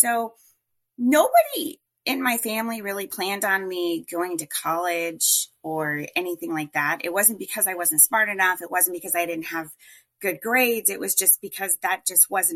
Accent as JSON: {"language": "English", "region": "Colorado", "country": "United States", "tie": "born or raised there", "moved": "yes", "lives_now": "Phoenix, United States", "said": "I grew up in Colorado"}